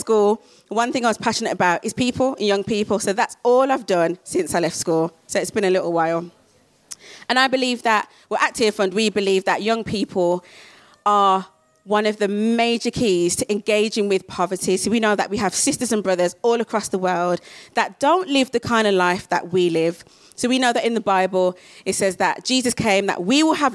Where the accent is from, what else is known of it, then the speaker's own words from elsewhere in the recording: Birmingham, West Midlands, United Kingdom; I'm from Birmingham